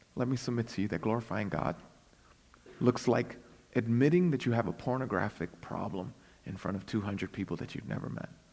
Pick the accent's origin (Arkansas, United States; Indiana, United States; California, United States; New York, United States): New York, United States; New York City; I was born and raised in Brooklyn, but I'm also a missionary to Brooklyn.